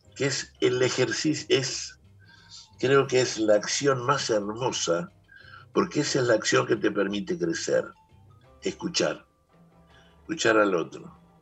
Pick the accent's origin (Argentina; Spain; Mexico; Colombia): Argentina; Guachipas, Salta; moved away; el pueblito donde yo nací, está yendo a Cafayate, eh, que se llama Guachipas